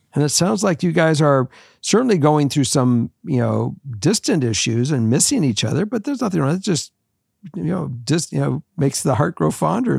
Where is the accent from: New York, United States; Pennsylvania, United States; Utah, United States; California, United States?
California, United States; Los Angeles; moved away as an adult; also born or lived in Minnesota; I was from Los Angeles